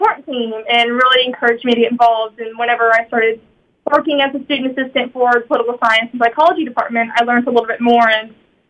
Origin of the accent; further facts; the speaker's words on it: Orangefield, Texas, United States; I am from Orangeville, Texas, a little town about 30 to 35 minutes away from here. I grew up on a small family farm.